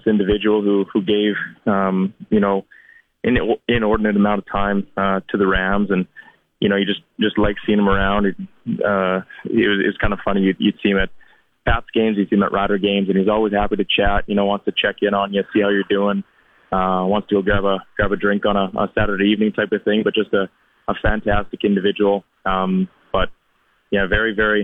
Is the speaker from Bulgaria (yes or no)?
no; Regina, Saskatchewan, Canada; here in Regina. So fortunate to stay in my hometown